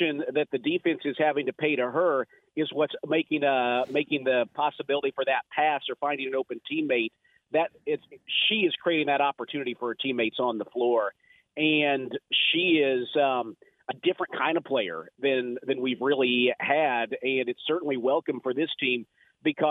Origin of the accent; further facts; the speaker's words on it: Indiana, United States; I'm from Indiana, so I'm used to the cold.